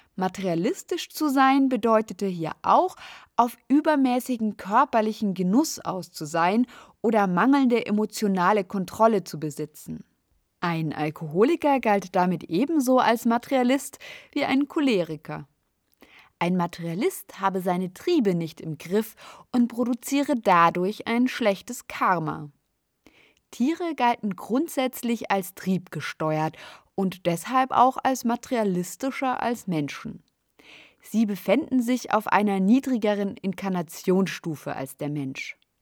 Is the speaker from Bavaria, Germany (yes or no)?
yes; Munich, Bavaria, Germany; In meiner Heimatstadt München